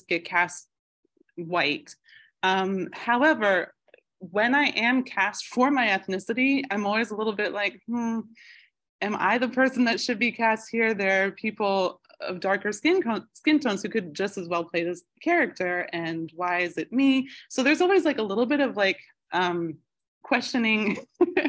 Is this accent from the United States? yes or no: yes; Boston, Massachusetts, United States; also born or lived in New York; now in South Shore, Massachusetts, United States; I grew up on Ashmont Hill on Albin Street. So I was right around the corner from Ashmont T Station